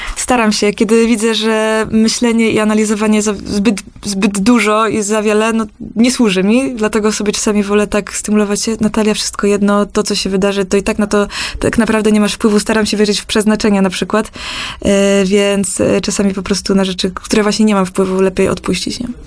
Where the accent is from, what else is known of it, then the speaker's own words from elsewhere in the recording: Krapkowice, Opole Voivodeship, Poland; moved away as an adult; wracać do swojej rodzinnej miejscowości, do Krapko i skąd pochodzę